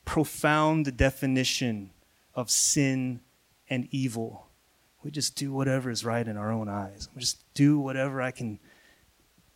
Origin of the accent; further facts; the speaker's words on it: Missouri, United States; I'm from Missouri. That's the Midwest of the United States